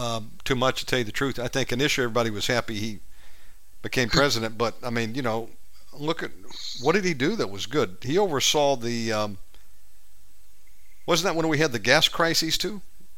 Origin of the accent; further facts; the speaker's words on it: Georgia, United States; I was born in Georgia.